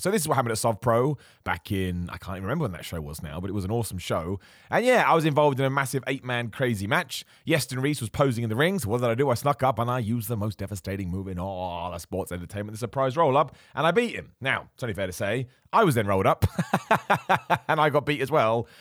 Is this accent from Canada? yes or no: no; United Kingdom; a British man